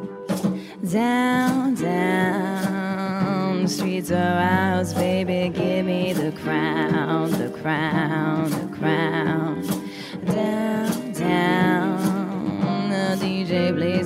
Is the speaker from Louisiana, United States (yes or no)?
no; Salt Lake City, Utah, United States; also born or lived in Mexico; now in New York City, United States; I'm from Salt Lake City, Utah, originally, but my father's from Mexico